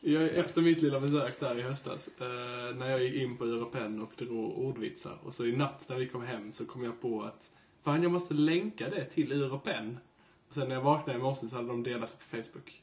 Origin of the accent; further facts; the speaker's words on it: Kristianstad, Skåne, Sweden; född och uppvuxen i Kristianstad